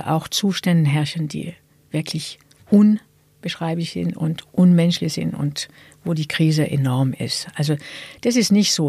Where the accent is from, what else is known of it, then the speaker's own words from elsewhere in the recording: France; German is a second language; now in Germany; in Frankreich, in meinem Geburtsland.